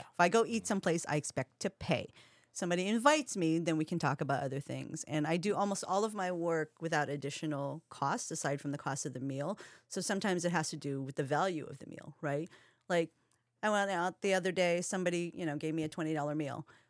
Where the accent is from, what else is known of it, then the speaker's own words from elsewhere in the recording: Hawaii, United States; now in Seattle, United States; I'm part Filipino. Um, I'm half Japanese, but I'm from Hawaii